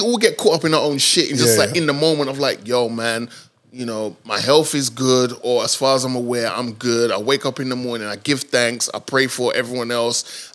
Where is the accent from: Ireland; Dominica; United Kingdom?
Dominica; moved away; My teenage years, I spent in Dominica.